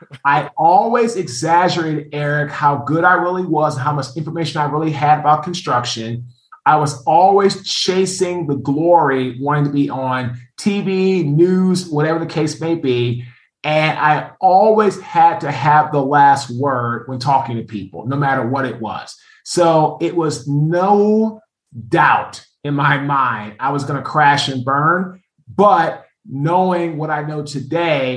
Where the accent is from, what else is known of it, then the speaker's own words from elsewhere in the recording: Washington, District of Columbia, United States; I'm from Washington, D.C. I went to St. John's College High School